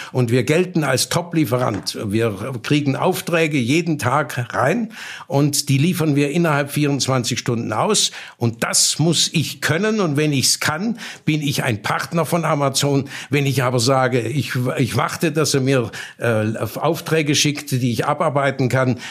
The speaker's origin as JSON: {"language": "German", "region": "Baden-Württemberg", "country": "Germany", "said": "bei uns in Baden-Württemberg"}